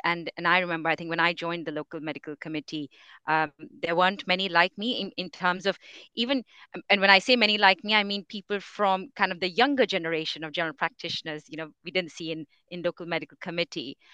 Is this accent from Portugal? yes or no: no; India; moved away as an adult; now in England, United Kingdom; I come from India. I am, my, my family's all in India